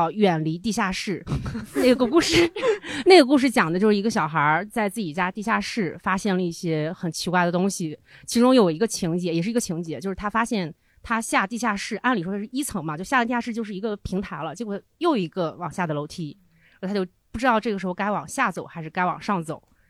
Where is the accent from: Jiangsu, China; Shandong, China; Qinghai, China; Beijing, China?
Shandong, China; Zibo; 我老家正好就是山东省淄博市淄川区，